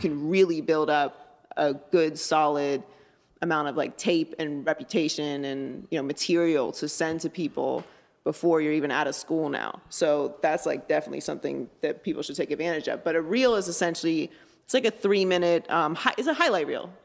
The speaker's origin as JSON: {"language": "English", "town": "Pittsburgh", "region": "Pennsylvania", "country": "United States", "tie": "born or raised there", "said": "I grew up in Pittsburgh, Pennsylvania."}